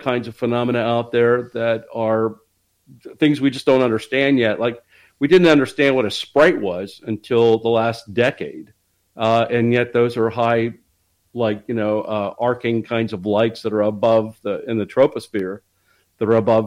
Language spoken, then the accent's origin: English; Dayton, Ohio, United States; born or raised there